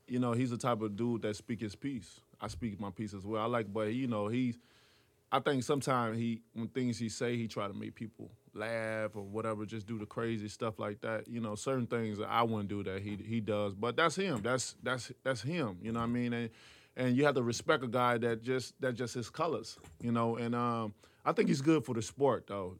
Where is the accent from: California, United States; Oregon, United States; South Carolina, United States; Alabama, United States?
Alabama, United States; Tuscaloosa; I'm from Tuscaloosa, Alabama, so we all about football and basketball